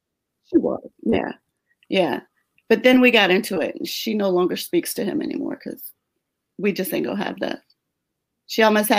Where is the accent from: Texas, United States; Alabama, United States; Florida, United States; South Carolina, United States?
Florida, United States; Jacksonville; In Jacksonville. Yeah, we grew up together in Jacksonville.